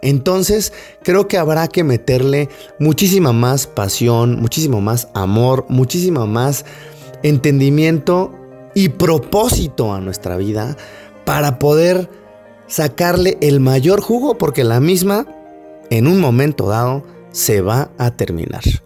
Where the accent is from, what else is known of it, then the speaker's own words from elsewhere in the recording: Mexico; Yo era el único mexicano perdido por ahí